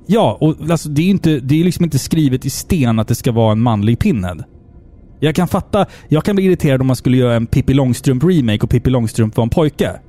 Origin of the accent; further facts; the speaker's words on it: Sweden; jag är svensk, jag firar midsommar